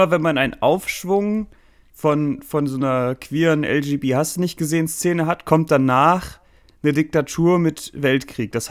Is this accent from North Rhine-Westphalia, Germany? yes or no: yes; Cologne, North Rhine-Westphalia, Germany; als Kölner ist man natürlich da irgendwie, äh, ist, ist, ja die ganze römische Architektur. Man wird da, also, man darf ja in Köln nirgends so buddeln, weil man immer auf irgendeinen, äh, irgendeinen römischen Scheiß da stößt, ne?